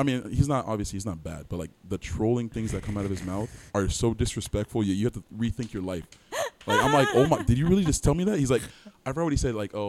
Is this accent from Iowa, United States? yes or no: no; Miami, Florida, United States; also born or lived in Plantation, Florida; Born and raised in Miami, Florida. Mm-hmm. A little asterisk there. I guess I was born in Plantation, but we moved down to Miami soon